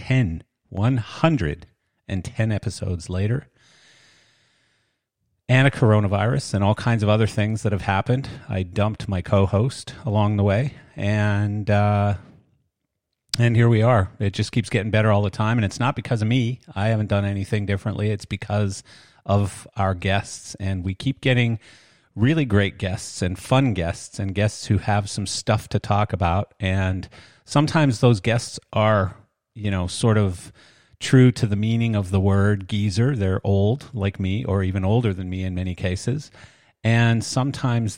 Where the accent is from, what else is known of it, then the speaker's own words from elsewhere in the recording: Canada; moved away as an adult; now in Florida, United States; I am Canadian